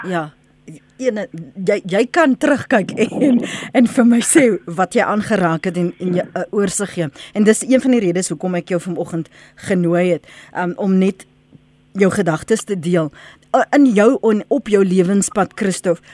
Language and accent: Afrikaans; South Africa